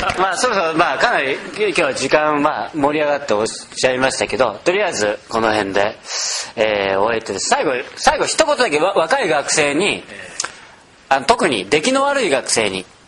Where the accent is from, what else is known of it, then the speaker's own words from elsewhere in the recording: Nagoya, Aichi, Japan; 僕あの僕名古屋ですけど